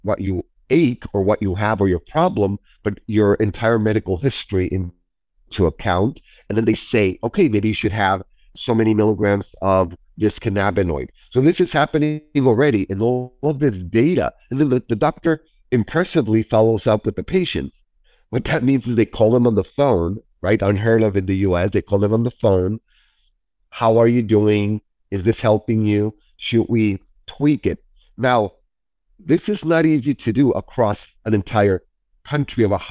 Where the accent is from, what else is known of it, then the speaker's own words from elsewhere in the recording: Mexico; moved away; I was born and raised in Mexico